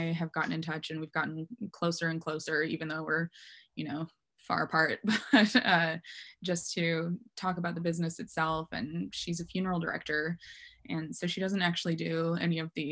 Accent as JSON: {"language": "English", "town": "Mora", "region": "Minnesota", "country": "United States", "tie": "born or raised there", "moved": "as an adult", "lives_now": "Portland, United States", "said": "I grew up in Minnesota"}